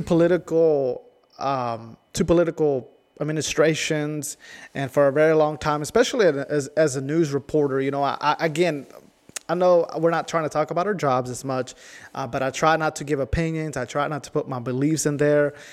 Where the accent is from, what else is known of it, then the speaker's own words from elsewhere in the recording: El Salvador; now in New River Valley, United States; I'm from El Salvador